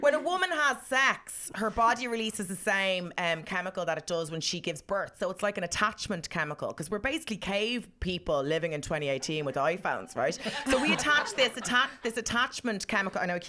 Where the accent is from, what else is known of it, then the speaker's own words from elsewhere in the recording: Ireland; we're Irish, we're kind of conservative a bit